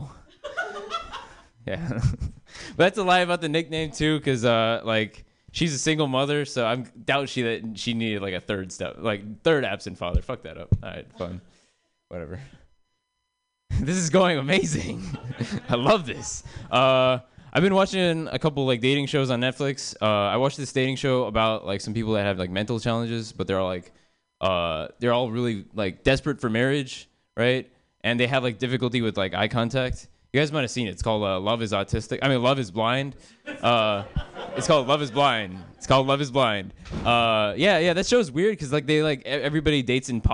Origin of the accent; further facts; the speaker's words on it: United States; I'm American